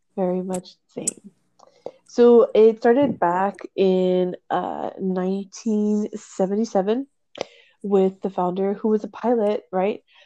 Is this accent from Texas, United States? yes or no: yes; near South Padre Island, Texas, United States; a place that's close to my hometown, um, and it is the Sea Turtle Inc. over by South Padre Island